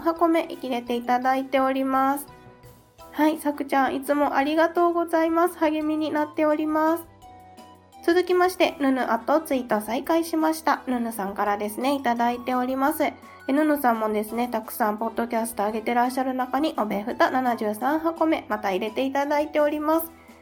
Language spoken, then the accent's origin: Japanese; Kansai, Japan; 私も関西出身なんですけれども